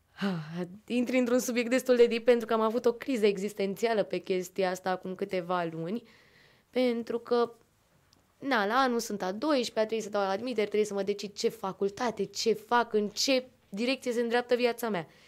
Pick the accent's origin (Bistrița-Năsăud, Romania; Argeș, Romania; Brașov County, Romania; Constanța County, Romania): Argeș, Romania; Pitești; vin din Pitești, de la Liceul de Arte din Ulipati